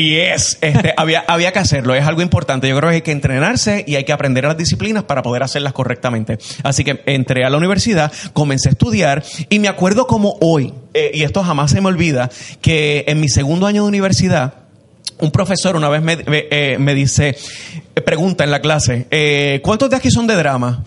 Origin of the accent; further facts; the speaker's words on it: Puerto Rico; somos puertorriqueños y estamos hablando desde aquí